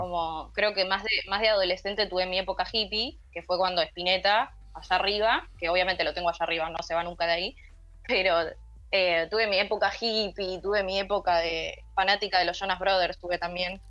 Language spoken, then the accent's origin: Spanish; Bahía Blanca, Buenos Aires Province, Argentina; moved away as an adult; now in Buenos Aires, Argentina; yo soy de Bahía Blanca, así que estudié allá, hice tres años, eh, terminé la tecnicatura y me vine para Capital.